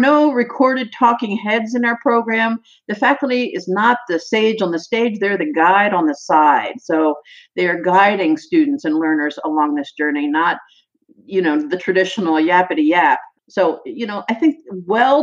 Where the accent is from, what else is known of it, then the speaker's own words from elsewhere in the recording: Annapolis, Maryland, United States; also born or lived in Kent Island, Maryland; I was born in Annapolis, Maryland, where I lived all of my life until 5 years ago